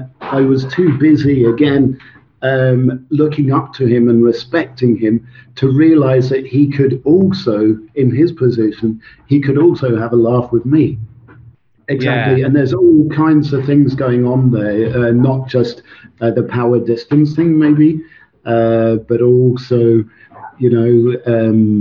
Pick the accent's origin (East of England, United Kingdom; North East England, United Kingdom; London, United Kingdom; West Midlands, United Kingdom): East of England, United Kingdom; Suffolk; first language Swedish; English is a second language; also born or lived in Sweden / Scotland; I grew up in Suffolk